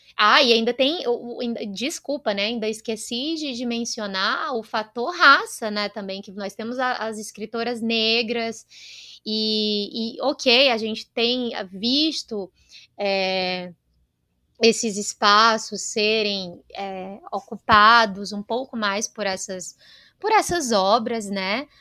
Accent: Northeast Region, Brazil; eu venho do Nordeste

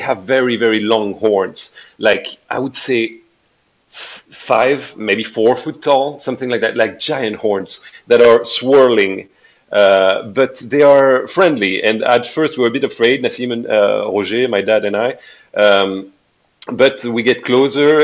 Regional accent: Bandol, Provence-Alpes-Côte d'Azur, France; the Bay of Bandol, my hometown.

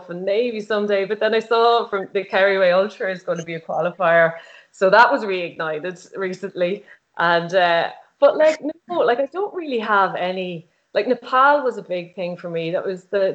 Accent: Dundalk, County Louth, Ireland; I'm from Dundalk, and I just moved out the road a bit closer to Carlingford

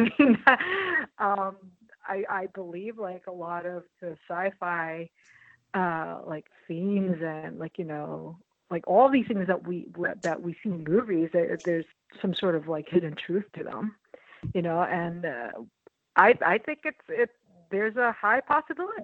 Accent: New York City, New York, United States; born or raised there; also born or lived in Philippines

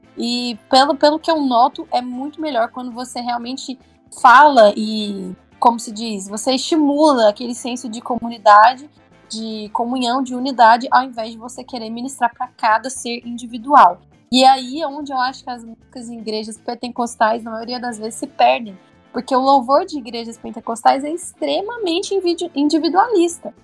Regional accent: Goiânia, Goiás, Brazil; eu sou de Goiânia

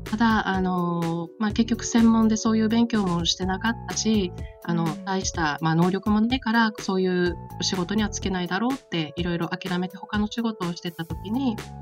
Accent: Okinawa, Japan; moved away as an adult; now in Saitama, Japan; それまではずっと沖縄生まれ育ちで、沖縄にいたんですね

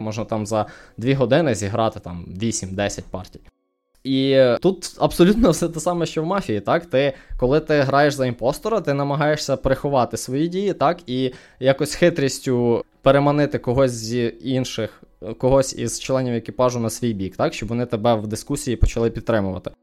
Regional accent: Ukraine; moved away as an adult; now in Canada; я з України

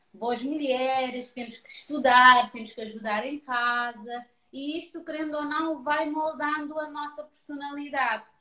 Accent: Cape Verde; moved away as an adult; also born or lived in Lisbon, Portugal; now in Portugal; eu venho de Cabo Verde, sou mesmo cabo-verdiana de sangue, uh, só vim para Lisboa com 18 anos

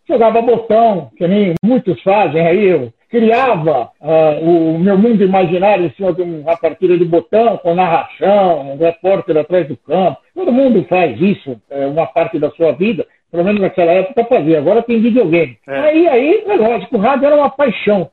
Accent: São Paulo, Brazil; Eu nasci em São Paulo, sou da Moca

